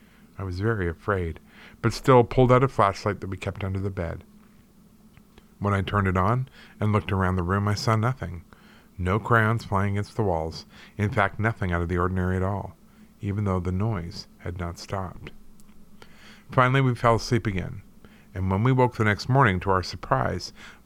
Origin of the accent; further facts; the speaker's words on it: St. Louis, Missouri, United States; This story takes place in my hometown of St. Louis, Missouri, in our haunted family home. I still live in the city, but have long since moved away from that house.